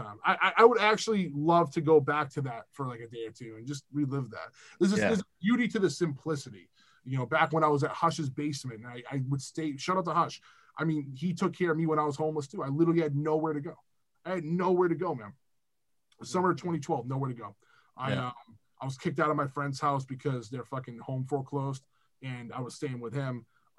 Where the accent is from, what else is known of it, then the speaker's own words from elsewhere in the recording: Weymouth, Massachusetts, United States; I'm from Weymouth.